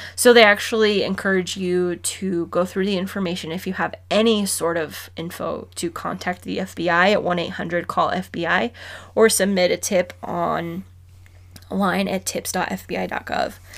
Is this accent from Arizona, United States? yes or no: yes; Arizona, United States; we're from Arizona